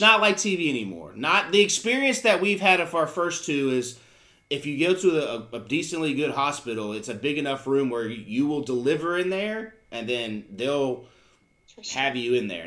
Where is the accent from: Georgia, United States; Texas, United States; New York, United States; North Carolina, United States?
North Carolina, United States; Charlotte; also born or lived in Virginia; we moved here when I was in kindergarten. So even, I mean, I've been here for almost 30 years. I say, I, I mean, obviously I was raised here